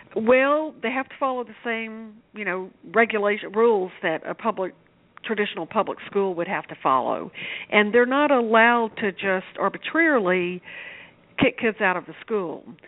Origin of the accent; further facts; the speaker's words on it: Shreveport, Louisiana, United States; I grew up in Shreveport, Louisiana